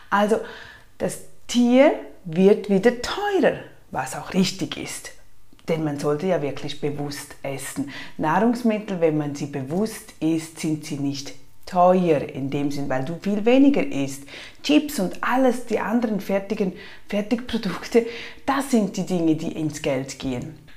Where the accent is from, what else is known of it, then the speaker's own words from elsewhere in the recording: Switzerland; Bei uns in der Schweiz ist natürlich Fleisch noch viel teurer. Ihr habt manchmal noch gute Aktionen.